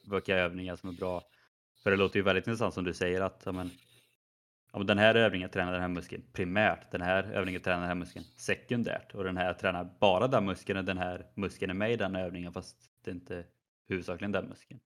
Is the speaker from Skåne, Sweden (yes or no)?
no; Skövde, Västra Götaland, Sweden; moved away; när jag var hemma i Skövde på lite semester